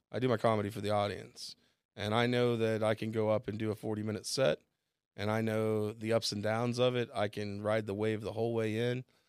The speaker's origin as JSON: {"language": "English", "town": "Bixby", "region": "Oklahoma", "country": "United States", "also_born_or_lived": "Chicago", "lives_now": "Tulsa, United States", "said": "just come home back to Tulsa 'cause I'm from Bixby."}